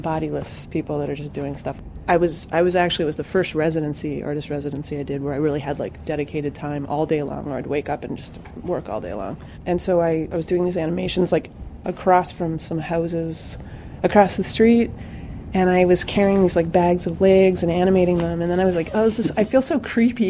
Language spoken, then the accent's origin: English; Western Canada, Alberta, Canada; moved away; also born or lived in New Jersey; I actually worked at a residency program in Canada, which is where I grew up in Western Canada, in Alberta